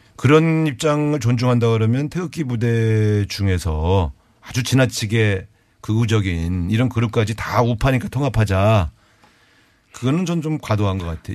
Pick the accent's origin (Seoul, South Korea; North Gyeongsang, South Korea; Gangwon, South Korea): Gangwon, South Korea; Cheorwon; 제가 고향이 그 접경 지역 강원도 철원 출신이라서